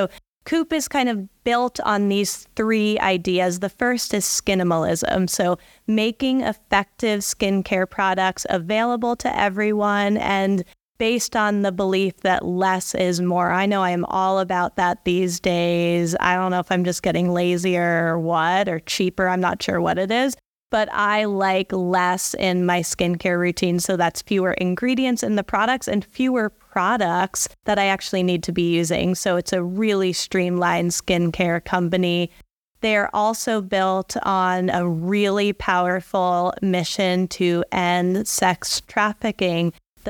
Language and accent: English; Boulder, Colorado, United States; I'm from Boulder, so I know my hiking clothes